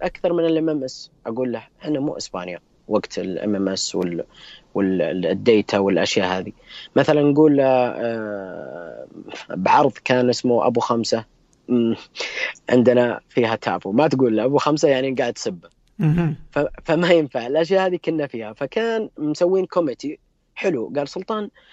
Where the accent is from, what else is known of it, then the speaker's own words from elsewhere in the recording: Saudi Arabia; أنا كمستخدم سعودي